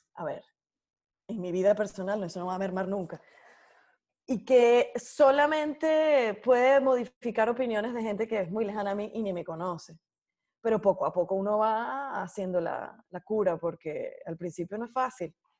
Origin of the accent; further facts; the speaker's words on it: Venezuela; moved away as an adult; mi casa, el lugar donde yo nací